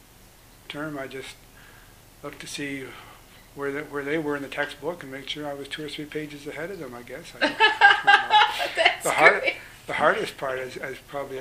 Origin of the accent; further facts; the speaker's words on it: Montreal, Quebec, Canada; moved away as an adult; also born or lived in New Brunswick / Ghana; now in Regina, Canada; I grew up in Montreal.